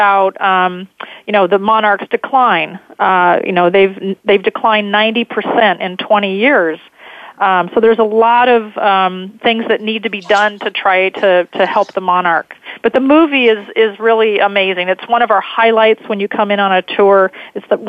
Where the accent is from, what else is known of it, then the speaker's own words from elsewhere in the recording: California, United States; growing up in California